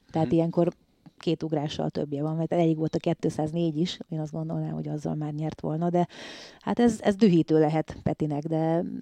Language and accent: Hungarian; Salgótarján, Nógrád, Hungary; hát én Salgótarjánból úgy származom, hogy ott volt ugye az első, második egyesületem, a Pásztó az első, de hogy nagyon sokáig voltam Tarjáni versenyző